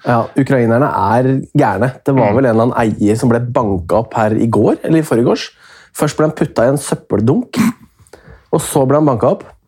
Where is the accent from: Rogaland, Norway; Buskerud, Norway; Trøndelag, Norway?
Buskerud, Norway; Hemsedal; Jeg er jo fra Hemsedal